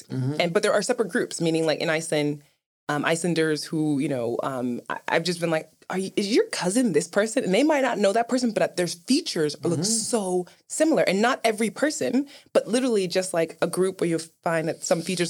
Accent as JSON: {"language": "English", "town": "New York City", "region": "New York", "country": "United States", "said": "I'm from Brooklyn"}